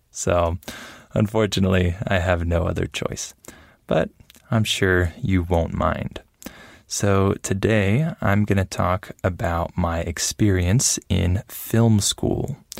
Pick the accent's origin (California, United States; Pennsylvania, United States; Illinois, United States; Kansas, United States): California, United States; San Diego; also born or lived in Los Angeles, California; I grew up mostly in San Diego, California, with my parents